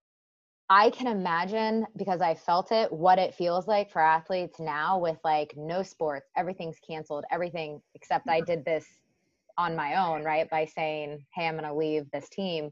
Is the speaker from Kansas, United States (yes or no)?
yes; Kansas, United States; I was born and raised in Kansas, like middle of the states